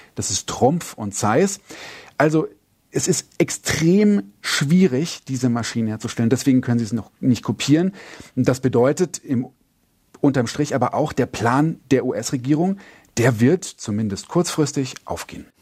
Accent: Germany; now in China; wo ich herkomme. Ich sage aus Deutschland

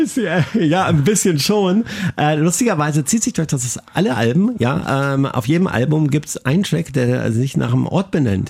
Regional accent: Braunschweig, Lower Saxony, Germany; in der Heimatstadt Braunschweig, wo ich herkomme

